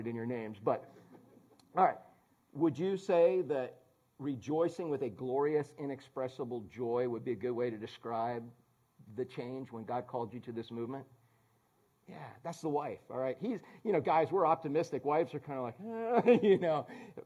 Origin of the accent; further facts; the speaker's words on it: Orlando, Florida, United States; we're from Orlando